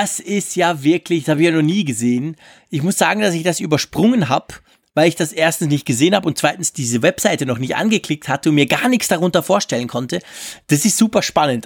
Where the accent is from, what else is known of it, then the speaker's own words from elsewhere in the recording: Switzerland; als Schweizer